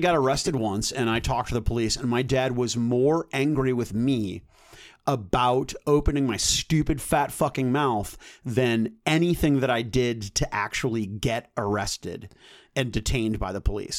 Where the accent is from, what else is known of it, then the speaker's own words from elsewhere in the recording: North County, Missouri, United States; I was from North County